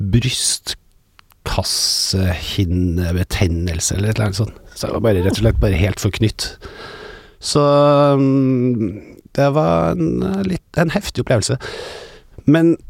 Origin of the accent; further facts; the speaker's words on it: Trøndelag, Norway; vi er jo trøndere